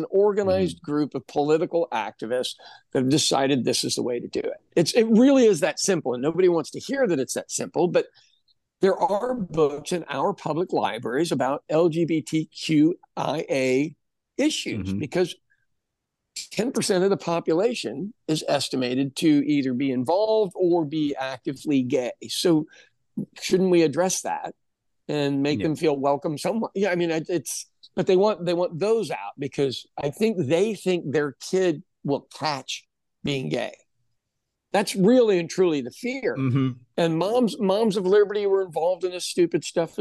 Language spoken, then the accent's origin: English; United States